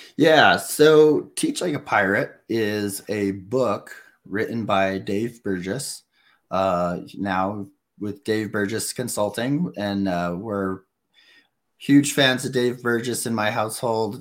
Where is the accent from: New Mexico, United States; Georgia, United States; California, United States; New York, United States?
New Mexico, United States; I'm the homeschool kid from New Mexico